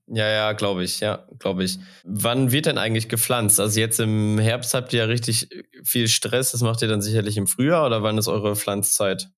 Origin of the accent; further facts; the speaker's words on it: Sauerland, North Rhine-Westphalia, Germany; Als gebürtiger Sauerländer